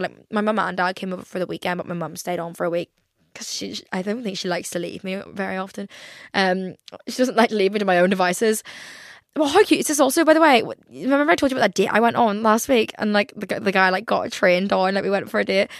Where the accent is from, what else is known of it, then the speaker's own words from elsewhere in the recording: Ireland; I'm Irish